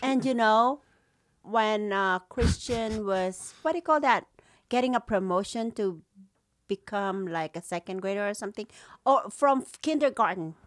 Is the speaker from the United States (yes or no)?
no; Philippines; moved away; growing up in the Philippines was very nice, but, uh, even though we were poor, we were happy